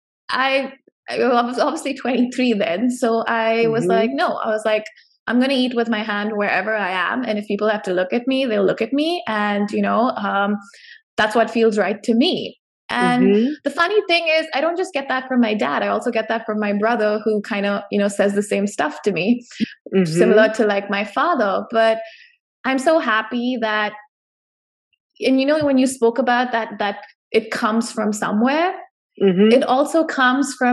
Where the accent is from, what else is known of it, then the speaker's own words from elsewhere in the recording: India; I was born and raised in India